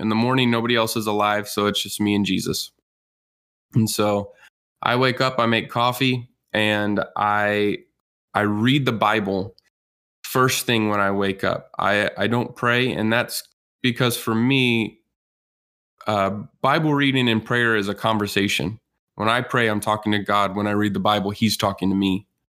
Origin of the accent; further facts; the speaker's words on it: Texas, United States; I grew up in Texas